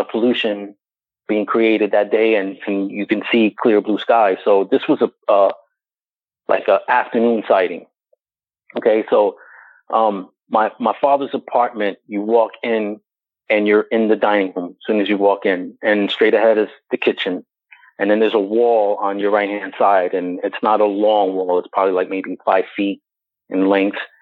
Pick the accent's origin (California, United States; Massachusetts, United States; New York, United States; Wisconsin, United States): New York, United States; New York City; I was born and raised in New York City